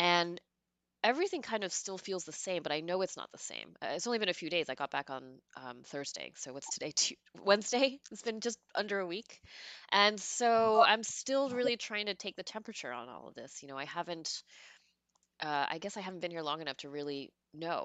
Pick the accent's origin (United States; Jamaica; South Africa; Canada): United States; New York City, New York; moved away as an adult; also born or lived in Washington, D.C.; I'm an East Coaster, born in Queens